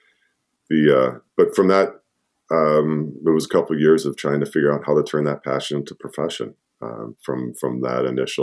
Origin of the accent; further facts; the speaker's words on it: Midwest, United States; I'm originally from Midwest and I find a lot of the Midwest characteristics in Burgundy, the same ones as that I grew up